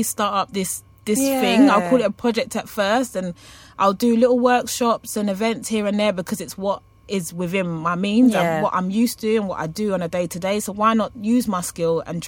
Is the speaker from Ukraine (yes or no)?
no; London, United Kingdom; growing up in Hackney